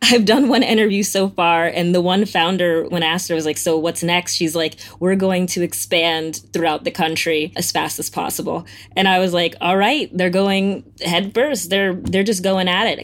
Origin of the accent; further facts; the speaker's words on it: Florida, United States; I'm from Florida